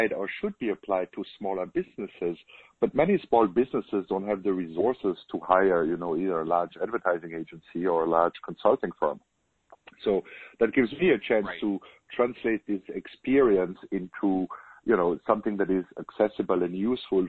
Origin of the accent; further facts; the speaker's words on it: Germany; accent: German; English is a second language; moved away as an adult; now in United States; as you can hear from my accent, I'm German. I was born in Germany, but I moved to the U.S. 16 years ago